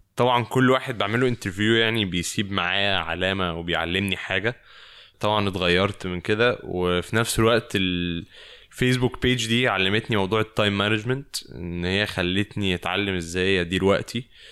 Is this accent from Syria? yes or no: no; Egypt; now in Paris, France; من مصر